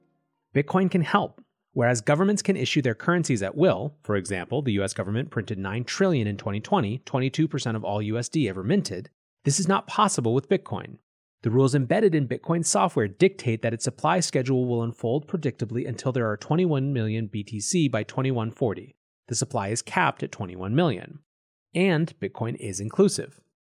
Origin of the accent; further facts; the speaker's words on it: United States; including the US, my home country.